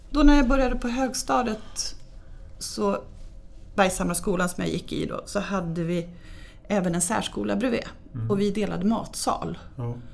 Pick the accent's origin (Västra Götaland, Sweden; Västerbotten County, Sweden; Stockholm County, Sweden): Stockholm County, Sweden; Stockholm; now in Dalarna, Sweden; Ja, många blev nog jätteförvånade eftersom jag är väldigt mycket stockholmare